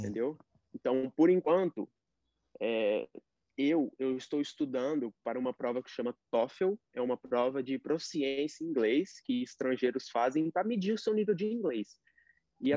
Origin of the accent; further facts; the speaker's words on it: Uberaba, Minas Gerais, Brazil; now in United States; eu sou de Uberaba